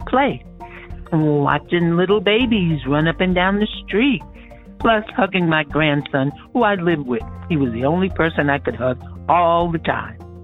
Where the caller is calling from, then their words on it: New York, United States; I'm calling from Manhattan in New York.